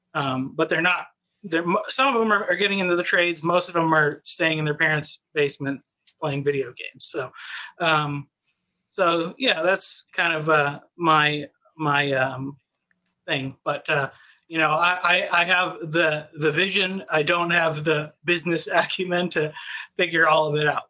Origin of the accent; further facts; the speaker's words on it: New England, United States; moved away as an adult; now in Texas, United States; I grew up in New England, but I've been in, I've been in Texas for five years now